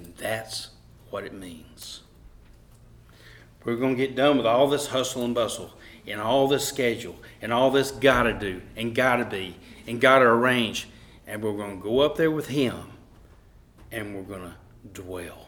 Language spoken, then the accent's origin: English; Cullman, Alabama, United States; also born or lived in Vinemont, Alabama; Heather and I were raised in Coleman, Alabama, and Vinemont, and places, and we enjoyed growing up.